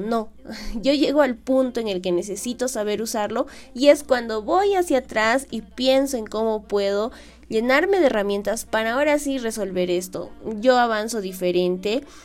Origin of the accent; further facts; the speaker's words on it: Peru; aquí en mi país, en el Perú